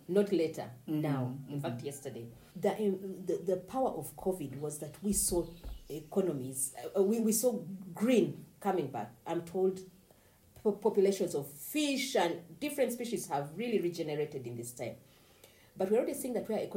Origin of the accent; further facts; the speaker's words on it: Kabale District, Western Region, Uganda; I come from Kabale district